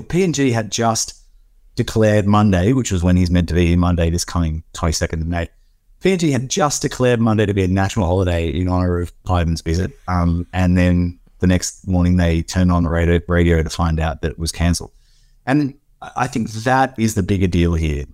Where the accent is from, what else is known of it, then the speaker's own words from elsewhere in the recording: Australia; as an Australian